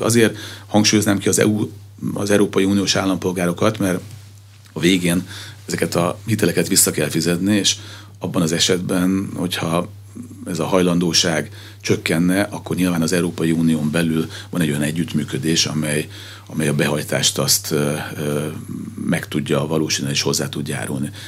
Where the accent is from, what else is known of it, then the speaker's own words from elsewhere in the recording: Pécs, Baranya, Hungary; Magam Pécsi vagyok